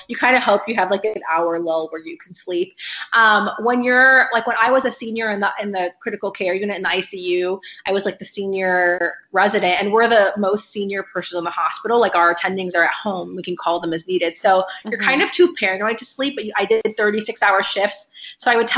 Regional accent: Indiana, United States; moved away as an adult; now in Chicago, United States; I am born and raised in Indiana.

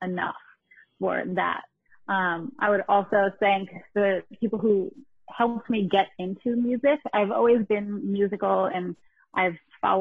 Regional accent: New York area, United States; now in Connecticut, United States; I'm actually from the New York area, not the city. And I live in Connecticut now.

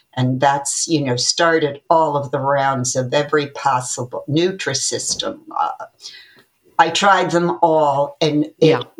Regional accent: Connecticut, United States; I uh, am a native Connecticut born person

